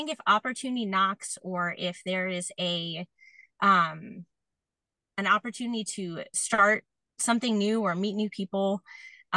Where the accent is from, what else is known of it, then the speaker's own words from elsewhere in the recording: New York, United States; I'm from New York